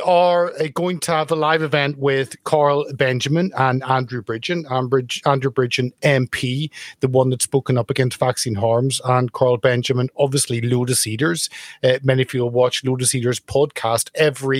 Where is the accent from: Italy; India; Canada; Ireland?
Ireland; growing up in Ireland in the 80s, end of the 70s, all the 80s